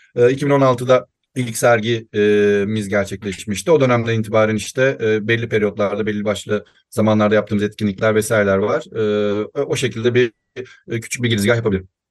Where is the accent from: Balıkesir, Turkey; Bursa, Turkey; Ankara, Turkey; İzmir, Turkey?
İzmir, Turkey; 1990 İzmir doğumluyum